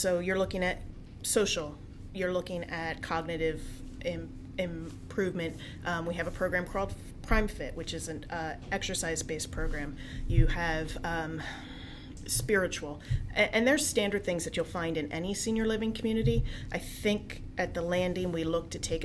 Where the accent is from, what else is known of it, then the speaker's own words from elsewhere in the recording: New Jersey, United States; now in Coatesville, United States; I'm a Jersey girl.